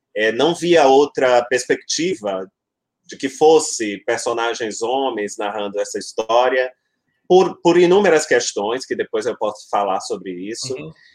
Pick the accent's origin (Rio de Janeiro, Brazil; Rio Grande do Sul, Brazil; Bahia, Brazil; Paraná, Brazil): Bahia, Brazil; Salvador; eu nasci em Salvador, uhum. nasci em Salvador da Bahia.